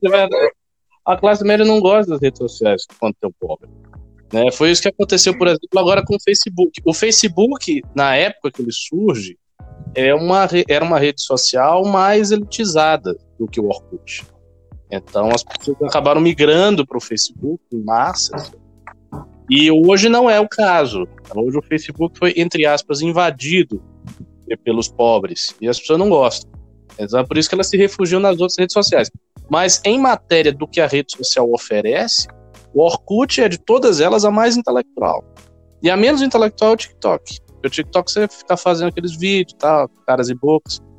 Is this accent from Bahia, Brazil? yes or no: yes; Salvador, Bahia, Brazil; moved away as an adult; now in São Paulo, Brazil; eu nasci em Salvador, no estado da Bahia, e vivi por lá a minha vida inteira, na verdade. Eu nunca, nunca morei em outro lugar, com exceção agora aqui de São Paulo, bem recentemente.